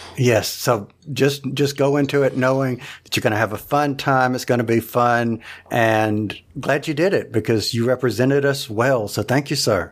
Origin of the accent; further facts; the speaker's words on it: the South, United States; I'm from the South